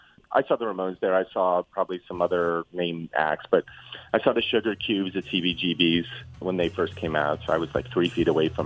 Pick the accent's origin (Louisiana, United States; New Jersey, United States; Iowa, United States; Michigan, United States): New Jersey, United States; growing up in New Jersey.